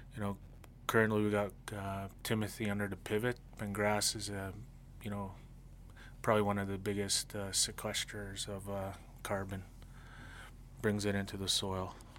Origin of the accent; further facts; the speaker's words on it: Blood Tribe, Alberta, Canada; I'm from the Blood Tribe, Kainai. I farm on the reserve